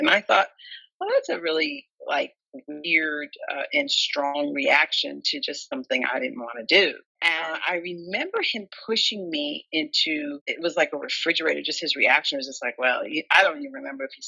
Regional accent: New Jersey, United States; I'm from New Jersey and we were living in New Jersey at the time

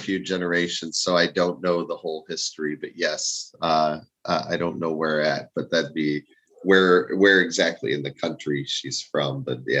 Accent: Chicago, Illinois, United States; now in Cleveland, United States; I grew up in Chicago

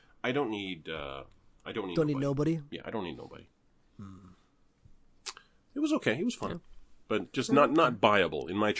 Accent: Canada; I'm Canadian.

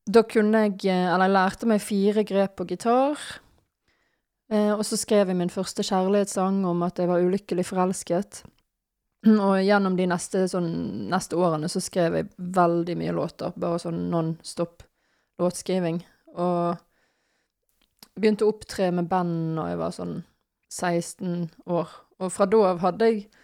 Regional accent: Bergen, Vestland, Norway; now in Nøtterøy, Norway; jeg er fra Bergen

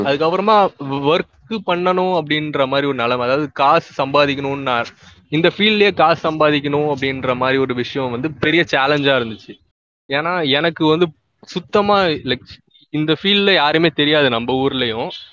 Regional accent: Chennai, Tamil Nadu, India; மண்ணடியில தான் I was born and brought up ஸ்கூலிங்லாம் அங்கே தான் படித்தேன்

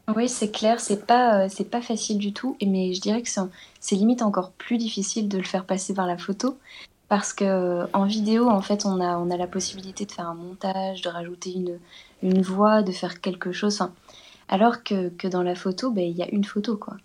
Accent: Belgium; une exposition ici en Belgique que j'ai faite, euh, dans mon, dans, dans mon patelin

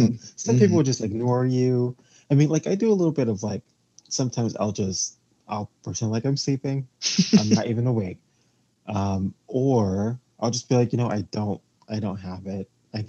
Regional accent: New York City, New York, United States; So I am from New York City

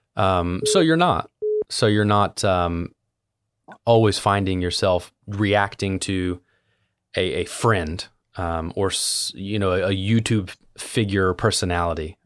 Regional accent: Southern Ohio, United States; I was born and raised in Southern Ohio, which is a, interestingly, a part of Appalachia

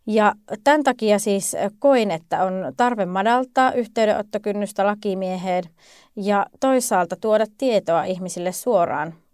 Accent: Lapland, Finland; mutta me olen kotoisin Lapista.

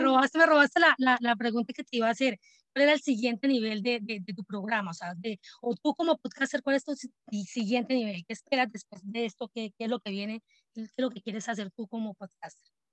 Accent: Colombia; now in Atlanta, United States; yo soy de Colombia, pero pues no estoy viviendo en Colombia, vivo en este momento en Atlanta, Estados Unidos

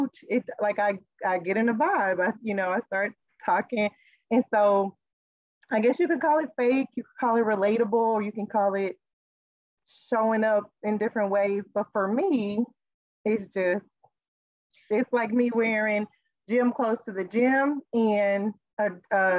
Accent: Kansas City, Missouri, United States; moved away; also born or lived in Philadelphia; growing up in Kansas City, Missouri

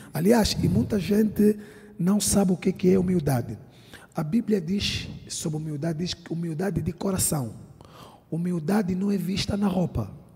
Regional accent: Angola; also born or lived in London; now in Lisbon, Portugal; Todo mundo sabe que eu sou angolano, vivo em Portugal

